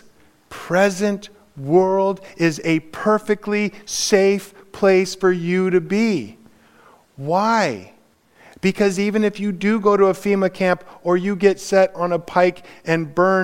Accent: Los Angeles, California, United States; I grew up in Los Angeles.

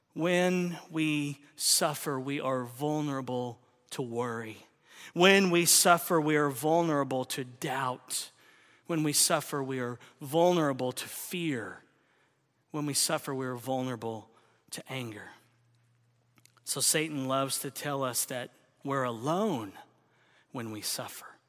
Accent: Oklahoma, United States; moved away; my home state of Oklahoma

